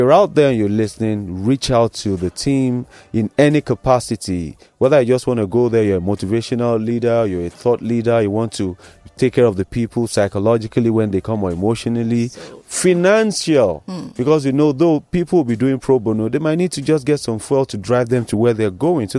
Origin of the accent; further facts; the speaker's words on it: Nigeria; as a Nigerian